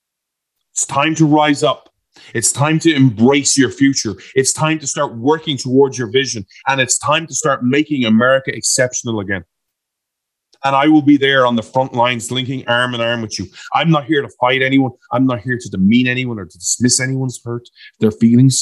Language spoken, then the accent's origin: English; Ireland; I'm an Irishman